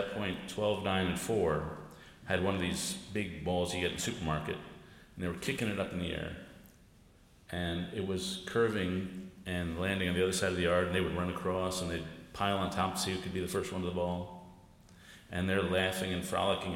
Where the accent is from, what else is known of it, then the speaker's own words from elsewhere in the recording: New York City, New York, United States; I grew up in New York, and I grew up in a very progressive area, Greenwich Village in Lower Manhattan